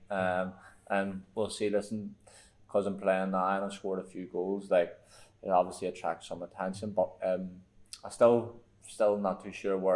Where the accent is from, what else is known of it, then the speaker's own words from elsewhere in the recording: Ireland; I feel like for me because I'm an Irish person, it's probably different for me.